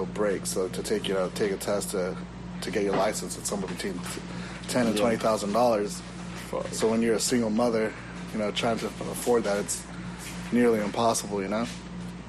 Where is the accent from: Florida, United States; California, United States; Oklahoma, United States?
California, United States; Riverside; also born or lived in Whittier, California / Guadalajara, Mexico; I grew up out in Riverside. So I went to high school in Rubino High School